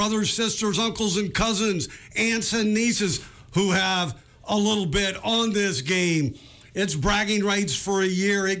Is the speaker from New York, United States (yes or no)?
no; San Jose, California, United States; now in Montana, United States; I grew up in Northern California, South San Jose.